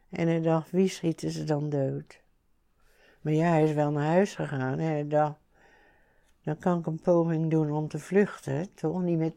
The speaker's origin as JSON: {"language": "Dutch", "town": "'s-Gravenzande", "region": "South Holland", "country": "Netherlands", "said": "ons in Schravenzand"}